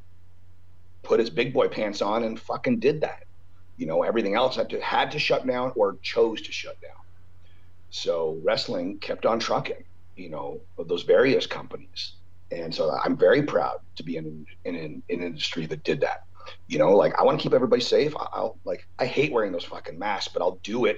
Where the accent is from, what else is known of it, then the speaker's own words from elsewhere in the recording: Canada; now in United States; as a Canadian with a proper green card to live in the States, where I love it here